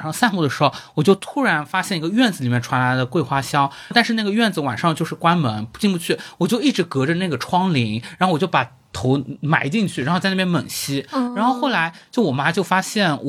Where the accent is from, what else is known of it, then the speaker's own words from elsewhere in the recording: Jiangsu, China; 上海了，我不是上海人，但是是这样子的，就是嗯，就是我们江苏人啊，江苏人从小到大过分的推崇上海人